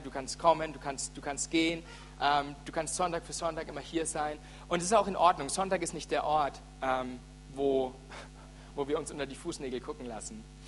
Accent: Franconia, Bavaria, Germany; ich bin echter Franke

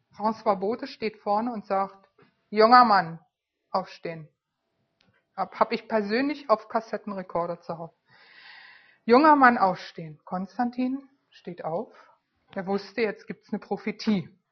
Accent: Berlin, Germany; moved away; Ich war Berlinerin, lebte in Berlin

